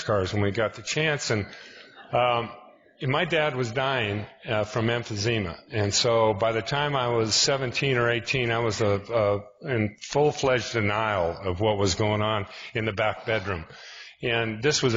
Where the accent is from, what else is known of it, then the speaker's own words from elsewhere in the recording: Spokane, Washington, United States; I'm from Spokane, Washington